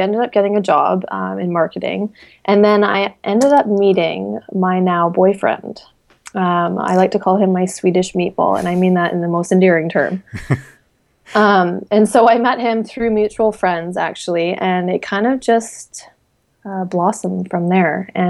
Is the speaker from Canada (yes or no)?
yes; Victoria, British Columbia, Canada; moved away as an adult; also born or lived in Shanghai, China / Brisbane, Australia; now in Sweden; I was born and raised in Victoria, BC. It's a beautiful, beautiful place.